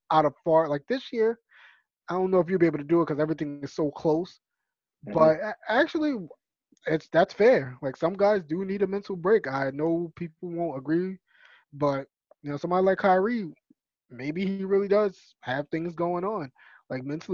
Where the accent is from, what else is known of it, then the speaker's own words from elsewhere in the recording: New York City, New York, United States; That's my hometown